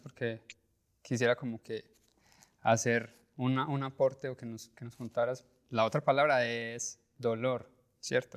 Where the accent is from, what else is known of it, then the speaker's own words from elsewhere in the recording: Colombia; como colombianos y como latinos